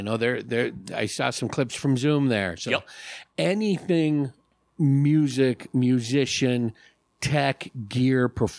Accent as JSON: {"language": "English", "area": "Bay Area", "region": "California", "country": "United States", "tie": "born or raised there", "first_language": "English", "moved": "yes", "lives_now": "Arizona, United States", "said": "growing up in the Bay Area"}